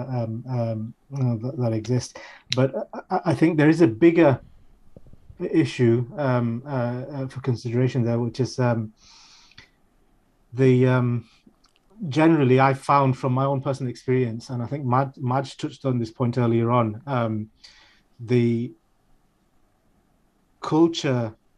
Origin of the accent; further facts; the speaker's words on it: Sheffield, Yorkshire and the Humber, United Kingdom; a British Bengali raised in Sheffield